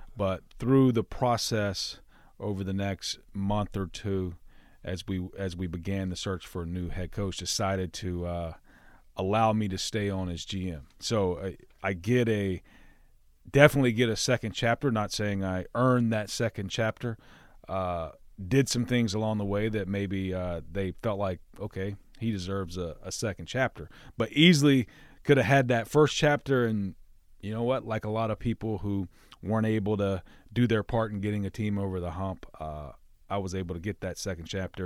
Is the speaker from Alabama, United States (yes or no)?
yes; Alabama, United States; born or raised there; moved away